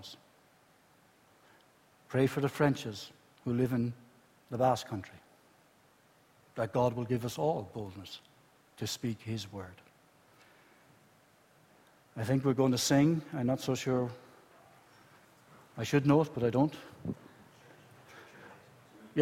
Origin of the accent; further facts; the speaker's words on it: Ireland; moved away as an adult; now in Spain; I'm Southern Irish, and you know I work in Spain